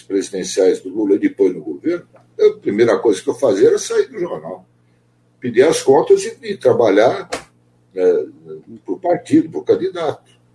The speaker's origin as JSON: {"language": "Portuguese", "region": "São Paulo", "country": "Brazil", "tie": "born or raised there", "said": "eu sou aqui de São Paulo, nascido aqui"}